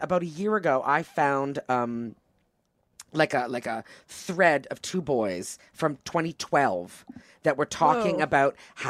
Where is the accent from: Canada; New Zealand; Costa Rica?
Canada; Toronto, Ontario; first language English; moved away as an adult; also born or lived in Quebec; now in United States; my hometown of Toronto